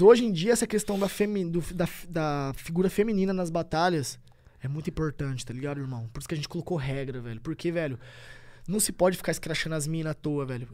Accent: Tupã, São Paulo, Brazil; moved away as an adult; Tupã é minha cidade natal

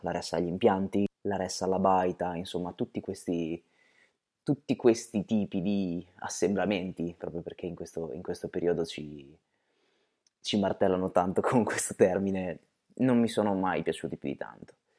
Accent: Bologna, Emilia-Romagna, Italy; noi siamo di Bologna, quindi proprio qui, nella nostra città

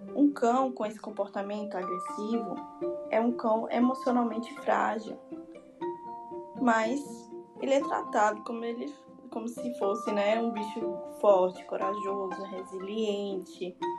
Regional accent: Salvador, Bahia, Brazil; eu sou de Salvador, estudante de zootecnia na UFBA

